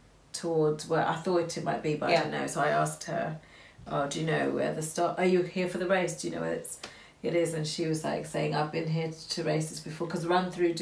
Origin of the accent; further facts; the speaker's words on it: Luton, East of England, United Kingdom; we're from Luton